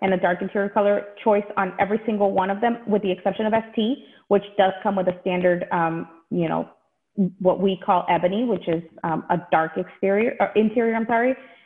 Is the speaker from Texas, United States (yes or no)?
yes; Texas, United States; now in Michigan, United States; I actually am a Texas native. I grew up in Texas